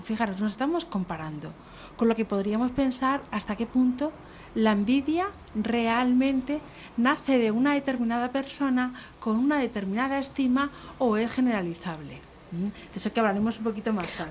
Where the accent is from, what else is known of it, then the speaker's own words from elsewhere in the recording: Madrid, Community of Madrid, Spain; now in Canary Islands, Spain; yo soy madrileña